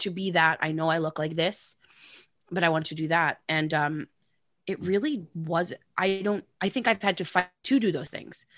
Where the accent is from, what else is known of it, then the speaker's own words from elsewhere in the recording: Long Island, New York, United States; growing up on Long Island